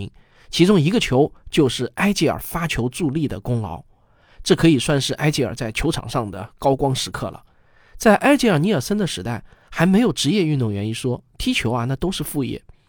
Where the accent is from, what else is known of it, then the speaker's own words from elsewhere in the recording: China; 但是我们中国人都知道